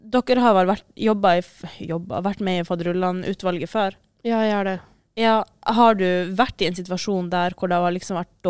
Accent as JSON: {"language": "Norwegian", "town": "Asker", "region": "Akershus", "country": "Norway", "moved": "as an adult", "lives_now": "Trondheim, Norway", "said": "Jeg er fra Asker."}